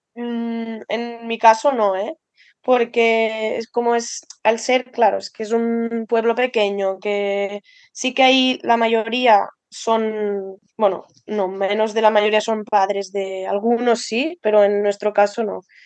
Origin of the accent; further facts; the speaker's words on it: Andorra; moved away as an adult; also born or lived in Lleida / Balaguer; yo soy de Andorra y estaba estudiando en Lleida